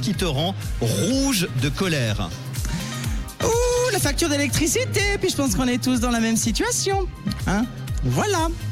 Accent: Valais, Switzerland; Sion en Valais puisque je suis valaisanne.

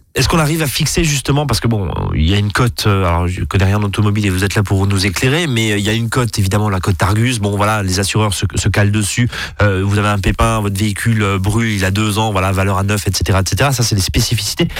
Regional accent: Alsace, Grand Est, France; chez nous en Alsace

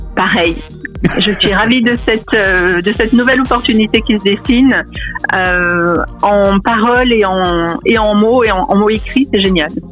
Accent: Aix-en-Provence, Provence-Alpes-Côte d'Azur, France; moved away as an adult; also born or lived in Paris; now in New York, United States; quand on est provençal et qu'on part vivre à Paris, c'est déjà une première expatriation

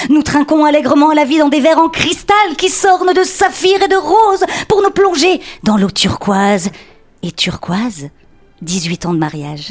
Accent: Belgium; accent: Belgian; avec mon accent belge.

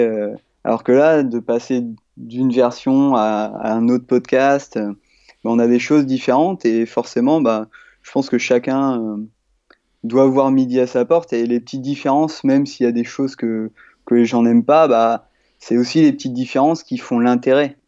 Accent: Normandy, France; j'ai 29 ans, je suis normand.

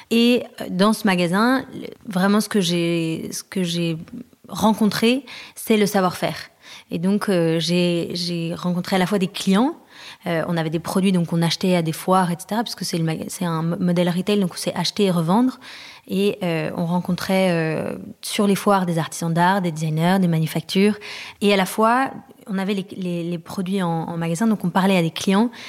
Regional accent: France; on est rentré à Paris puisqu'on est français mais euh, on a habité longtemps à l'étranger.

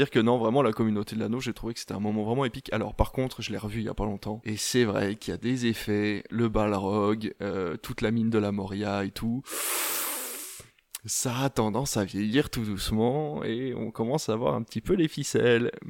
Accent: Normandy, France; Moi, je viens de Normandie, qui n'est pas très loin de la Belgique

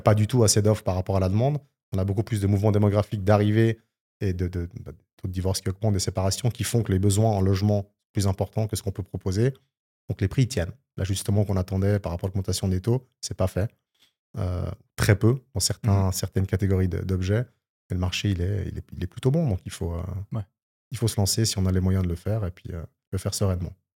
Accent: Switzerland; chez nous en Suisse

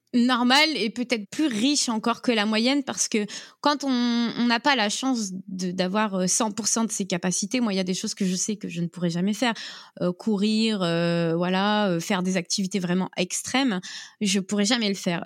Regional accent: Brest, Brittany, France; je suis euh, de Bretagne, euh, précisément de Brest, et ma famille vit en presqu'île de Crozon

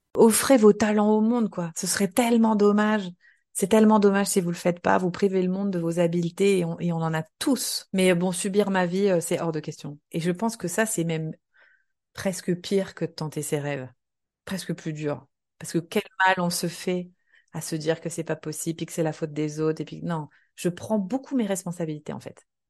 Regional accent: Nancy, Grand Est, France; moved away as an adult; j'ai grandi en Lorraine, à Nancy. J'y suis restée jusqu'à mes 20 ans

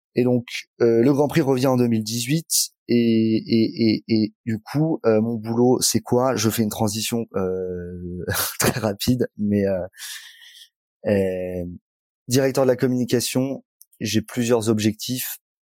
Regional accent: Angoulême, Nouvelle-Aquitaine, France; moved away; also born or lived in Bordeaux; moi, je suis charentais, je suis d'Angoulême. j'ai fait mes études là-bas.

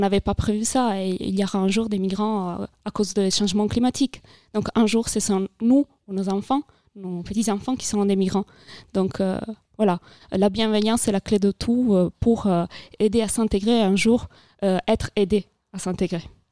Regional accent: Italy; French is a second language; moved away as an adult; now in France; je viens d'Italie c'est pour ça que j'ai un petit accent peut-être

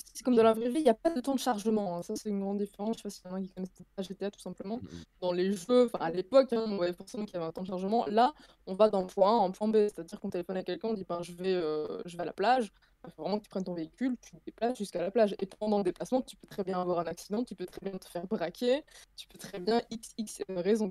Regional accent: Belgium; je suis belge

